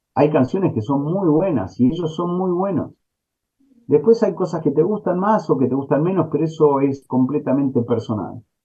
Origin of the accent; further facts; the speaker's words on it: Argentina; also born or lived in New York / Los Angeles; como ciudadano argentino